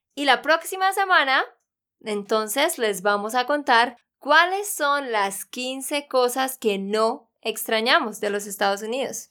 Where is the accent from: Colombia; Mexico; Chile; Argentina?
Colombia; Santander; also born or lived in United States; de Santander, Colombia